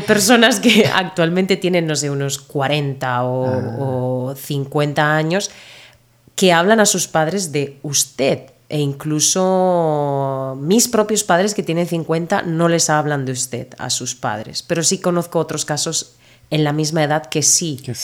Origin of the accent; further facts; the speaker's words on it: Murcia, Region of Murcia, Spain; accent: Murcian; also born or lived in Northern Ireland; Yo soy de Murcia y en Murcia no pronunciamos las S, finales de palabra, nos comemos letras